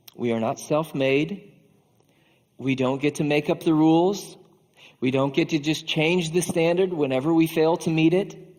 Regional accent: Iowa, United States; As an Iowan

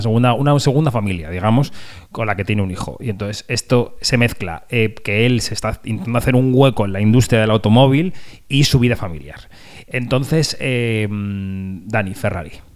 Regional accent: Spain; en España tenemos esta cosa pendiente

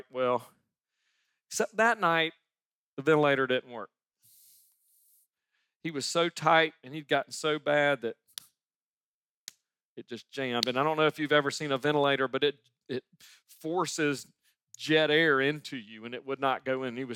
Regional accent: Sumter, South Carolina, United States; 1996. I moved back to my hometown of Sumter, South Carolina, and I was setting up louder family practice, family doctor in my hometown.

